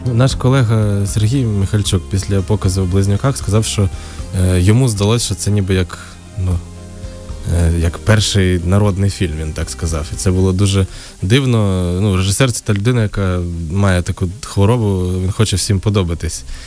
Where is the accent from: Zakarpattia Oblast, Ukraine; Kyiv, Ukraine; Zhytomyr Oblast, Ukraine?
Zakarpattia Oblast, Ukraine; Uzhhorod; я з Ужгорода